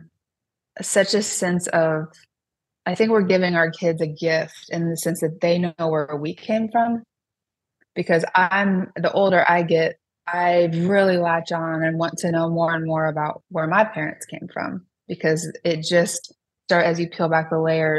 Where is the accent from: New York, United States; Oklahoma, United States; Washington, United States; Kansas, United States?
Kansas, United States; Sterling; moved away as an adult; I would leave my hometown.